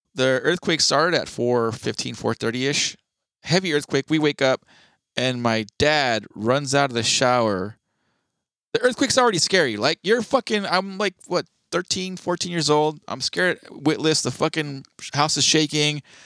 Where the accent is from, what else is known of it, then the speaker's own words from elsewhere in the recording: California, United States; being a Californian